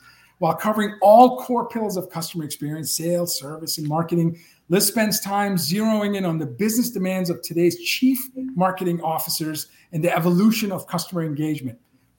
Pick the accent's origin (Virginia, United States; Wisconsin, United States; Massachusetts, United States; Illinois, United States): Massachusetts, United States; Boston; I'm from Boston, too